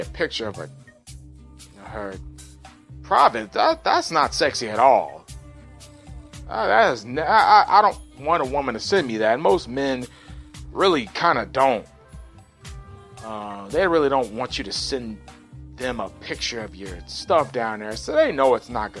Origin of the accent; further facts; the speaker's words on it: Dallas, Texas, United States; I was born and raised in Dallas